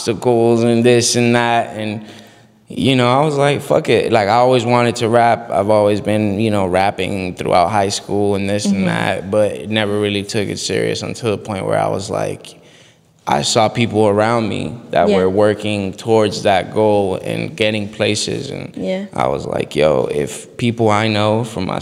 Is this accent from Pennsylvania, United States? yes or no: no; Miami, Florida, United States; also born or lived in Bogota, Colombia; I was born in Bogota, Colombia. I lived in Colombia, I'd say, till I was like six, seven years old. And then I moved to Miami, Florida